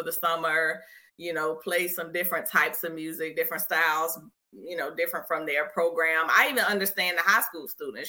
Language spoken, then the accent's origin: English; Richmond, Virginia, United States; I'm from Richmond. When I was in high school, we ain't had it.